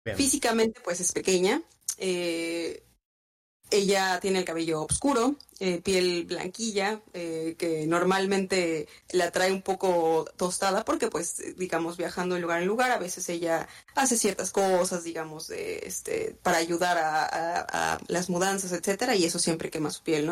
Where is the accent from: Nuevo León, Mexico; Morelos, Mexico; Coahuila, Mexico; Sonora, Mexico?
Morelos, Mexico; now in Cancún, Mexico; Yo soy de un lugar llamado Morelos, que está en el centro de México, pero ahora radico en Cancún, Quintana Roo